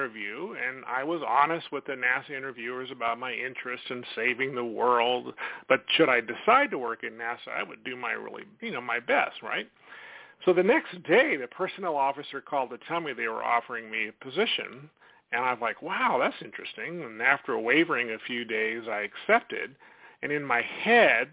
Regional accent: Sacramento, California, United States; I grew up in Sacramento.

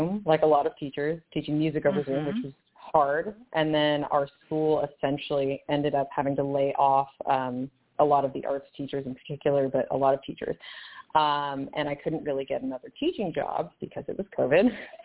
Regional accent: San Francisco, California, United States; also born or lived in Los Angeles; I was born and raised in San Francisco, and I was there until I was 17, and then I moved to L.A. to attend UCLA for music

